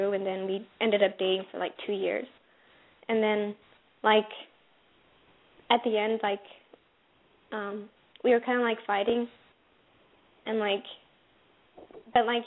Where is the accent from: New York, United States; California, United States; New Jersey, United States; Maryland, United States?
Maryland, United States; I'm from Maryland.